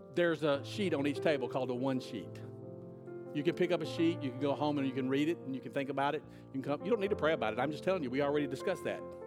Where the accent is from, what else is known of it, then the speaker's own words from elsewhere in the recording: United States; as an American